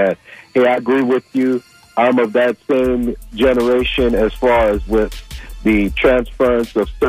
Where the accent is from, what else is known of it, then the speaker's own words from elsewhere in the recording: Chicago, Illinois, United States; I'm from Chicago